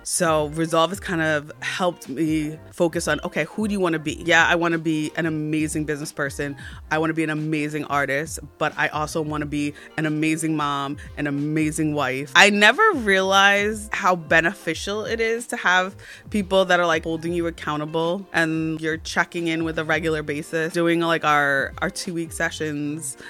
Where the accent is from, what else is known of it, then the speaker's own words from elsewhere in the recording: New Jersey, United States; I'm from New Jersey